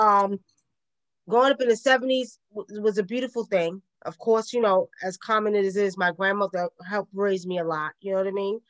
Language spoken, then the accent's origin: English; New York City, New York, United States; accent: Brooklyn; now in the South, United States; I was born and raised in Brooklyn